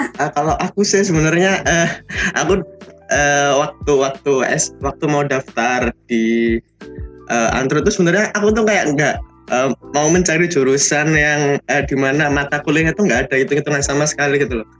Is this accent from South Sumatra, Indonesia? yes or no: no; Surabaya, East Java, Indonesia; dari uh, Surabaya angkatan 2019